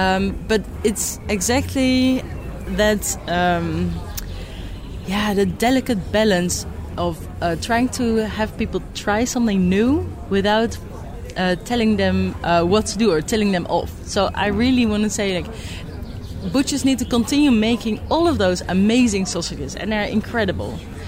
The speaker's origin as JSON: {"language": "English", "country": "Netherlands", "said": "I'm from the Netherlands."}